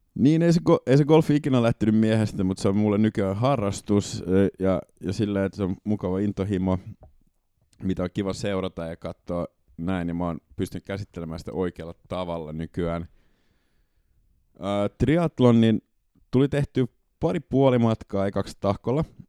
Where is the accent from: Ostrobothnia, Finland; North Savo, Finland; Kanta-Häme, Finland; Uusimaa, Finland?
Uusimaa, Finland; Porvoo; Porvoosta, kun mä kotoisin